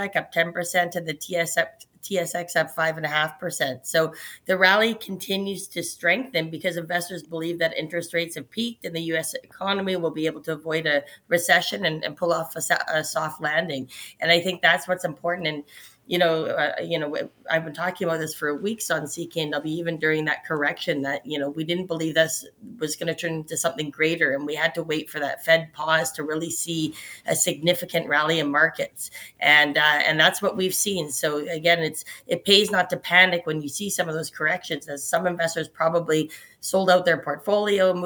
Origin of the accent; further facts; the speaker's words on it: Canada; us as Canadians here.